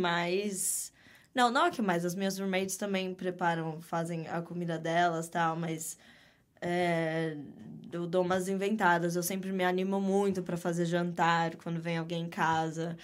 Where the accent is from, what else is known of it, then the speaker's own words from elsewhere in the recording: Jandira, São Paulo, Brazil; moved away as an adult; now in New York City, United States; nasci, vi o mundo pela primeira vez em São Paulo, Legal. mas cresci em Jandira